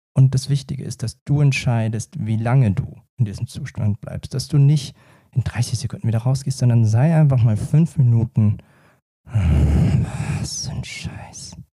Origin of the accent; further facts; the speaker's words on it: Lower Franconia, Bavaria, Germany; man hört mir ja an und sieht mir an, gebürtiger Unterfranke.